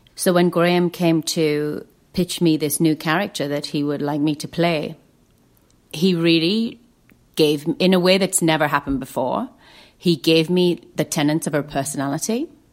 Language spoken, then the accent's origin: English; Lake District, North West England, United Kingdom; I grew up in the Lake District